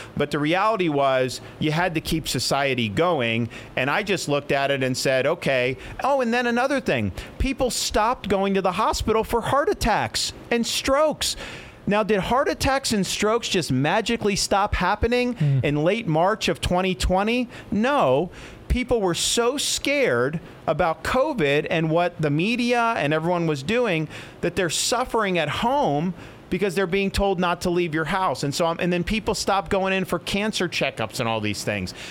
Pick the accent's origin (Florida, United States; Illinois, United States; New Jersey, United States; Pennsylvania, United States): Florida, United States; When I was growing up in Florida